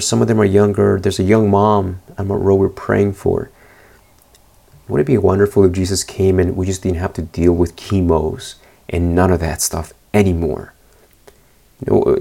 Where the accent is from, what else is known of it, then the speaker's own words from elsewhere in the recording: Argentina; moved away; when I was born in Argentina, Pastor Ariel Barrios is the one that dedicated me